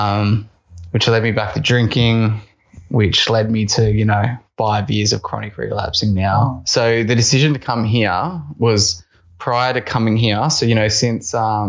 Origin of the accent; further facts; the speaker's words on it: Melbourne, Victoria, Australia; moved away; I'm from Melbourne.